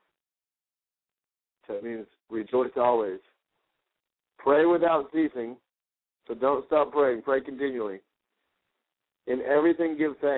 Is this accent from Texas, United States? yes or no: yes; Garland, Texas, United States; my hometown, which is Garland, Texas